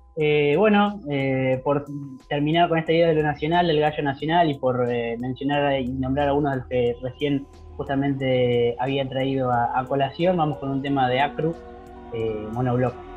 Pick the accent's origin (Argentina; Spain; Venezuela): Argentina; Capitán Sarmiento, Buenos Aires Province; acá en mi pueblo, en Capitán Sarmiento, donde yo vivo